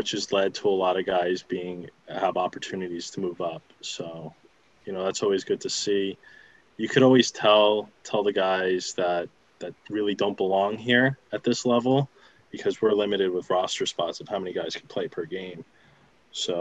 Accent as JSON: {"language": "English", "region": "New Jersey", "country": "United States", "also_born_or_lived": "North Carolina", "moved": "yes", "said": "I'm originally from New Jersey"}